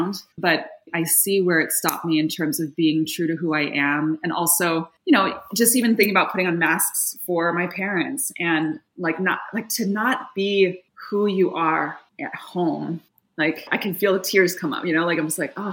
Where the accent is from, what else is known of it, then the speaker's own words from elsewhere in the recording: Yokohama, Kanagawa, Japan; moved away as an adult; now in Seattle, United States; I was born and raised in Yokohama, Japan. My father is full Japanese. My mother was American. And I was born and raised there until I was 18, but I went to an American school.